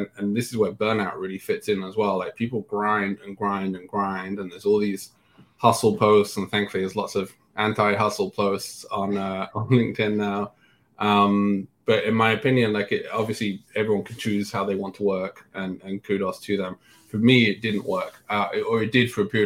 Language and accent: English; England, United Kingdom; moved away as an adult; also born or lived in London; now in San Francisco, United States; growing up in England, working in England